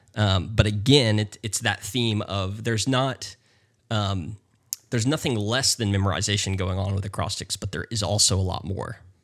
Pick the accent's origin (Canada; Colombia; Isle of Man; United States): United States; North Carolina; moved away as an adult; also born or lived in Texas; now in Houston, United States; I'm originally from North Carolina